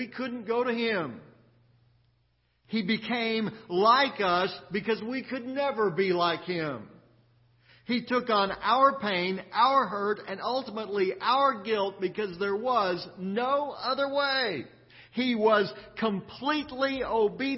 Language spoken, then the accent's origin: English; Austin, Texas, United States; growing up in Austin